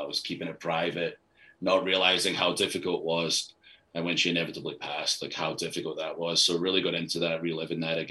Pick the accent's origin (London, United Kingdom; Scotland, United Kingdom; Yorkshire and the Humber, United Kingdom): Scotland, United Kingdom; moved away; I'm Scottish